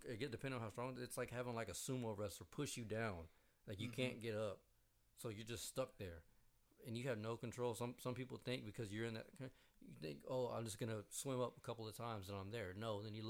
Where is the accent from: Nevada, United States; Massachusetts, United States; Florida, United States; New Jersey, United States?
Florida, United States; Tampa; I was born in Tampa.